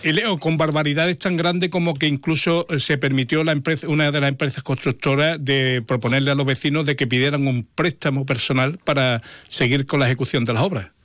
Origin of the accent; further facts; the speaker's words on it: Jerez de la Frontera, Andalusia, Spain; soy un niño de la Asunción. O sea, yo he nacido, eh, no, no, nacido, sino he vivido durante muchos años